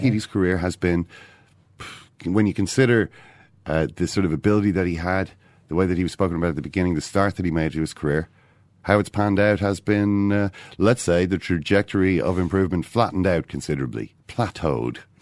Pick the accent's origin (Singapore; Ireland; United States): Ireland; I'm, I'm an Irish man